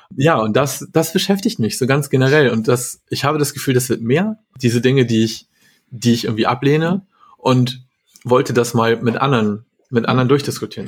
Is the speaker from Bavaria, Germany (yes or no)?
no; Hamburg, Germany; ich komme aus Hamburg